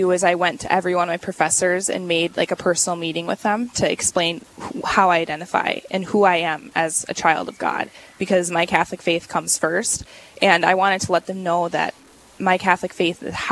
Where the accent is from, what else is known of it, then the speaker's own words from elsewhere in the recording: Canada; born there; also born or lived in Switzerland; Um, I was born in Canada, and wow. we lived as a family in Switzerland and overseas for a long time because mm-hmm. my dad was playing hockey.